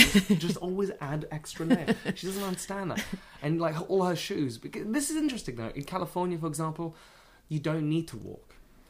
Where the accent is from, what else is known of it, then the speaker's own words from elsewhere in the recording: England, United Kingdom; I'm English, you know, but like...